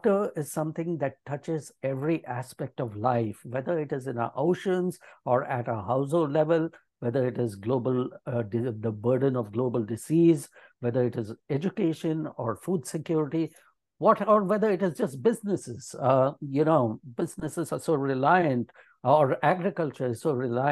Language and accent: English; Hyderabad, Telangana, India; moved away as an adult; now in Maryland, United States; I grew up in India, in the city of Hyderabad